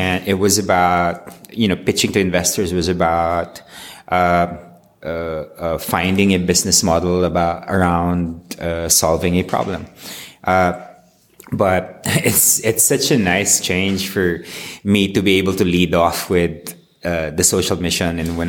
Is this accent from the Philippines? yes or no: yes; Philippines; I'm from the Philippines